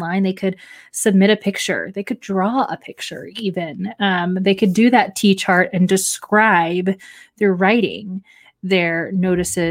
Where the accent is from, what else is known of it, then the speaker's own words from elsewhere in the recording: Texas, United States; moved away as an adult; now in Ohio, United States; born and raised in Texas